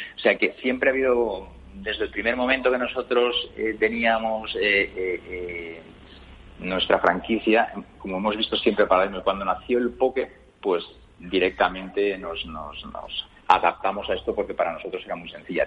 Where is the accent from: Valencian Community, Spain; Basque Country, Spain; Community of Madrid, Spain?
Valencian Community, Spain; yo que soy de origen valenciano